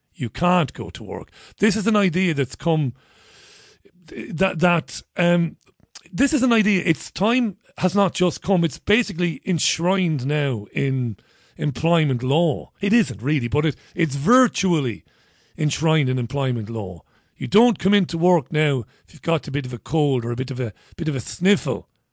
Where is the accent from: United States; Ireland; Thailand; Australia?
Ireland; I'm an Irishman